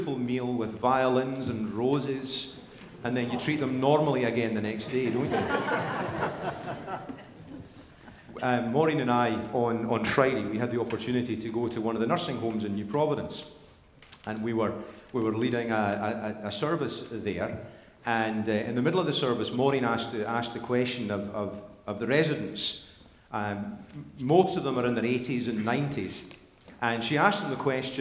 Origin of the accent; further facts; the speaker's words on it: Scotland, United Kingdom; moved away; growing up in Scotland